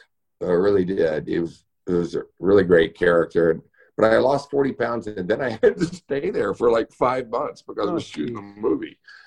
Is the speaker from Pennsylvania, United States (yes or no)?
no; Houston, Texas, United States; now in Los Angeles, United States; I grew up in Houston, which is Space City.